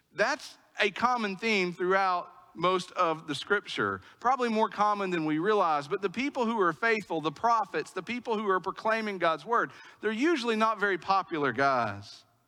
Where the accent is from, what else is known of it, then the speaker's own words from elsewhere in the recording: East Tennessee, United States; I'm from East Tennessee